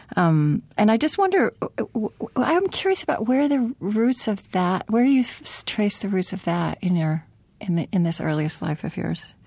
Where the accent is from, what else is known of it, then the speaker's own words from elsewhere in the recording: Oklahoma, United States; moved away; also born or lived in United Kingdom; I grew up in Oklahoma